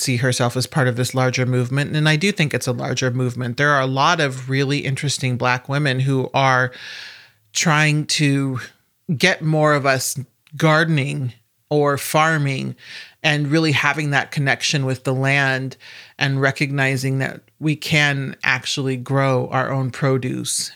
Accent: Omaha, Nebraska, United States; I'm also from Omaha, Nebraska.

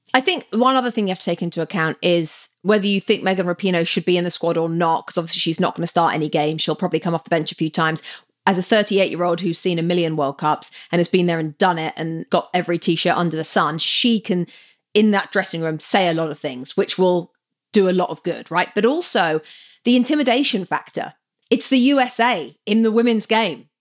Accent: England, United Kingdom; moved away; growing up in England

